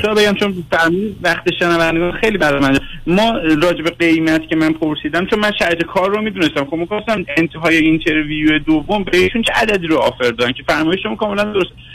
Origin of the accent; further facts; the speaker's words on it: Iran; moved away as an adult; also born or lived in Tehran; now in Canada; من زمانی که تحصیل میکردم دبیرستان و مدرسه راهنمای تیسوشان درس خوندم که دیگه تو ایران جزء پلهای موفقیت بودید